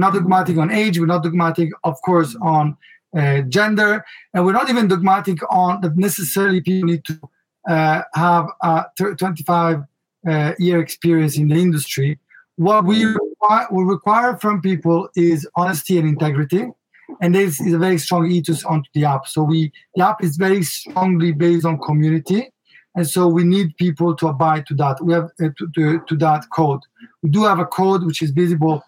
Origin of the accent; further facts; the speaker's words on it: Milan, Lombardy, Italy; accent: Italian; English is a second language; I was raised in Milano